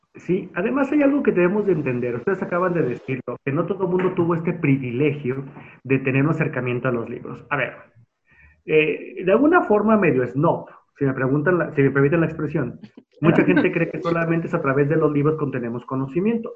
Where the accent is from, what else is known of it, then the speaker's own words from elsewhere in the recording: Guadalajara, Jalisco, Mexico; soy tapatío, tengo 36 años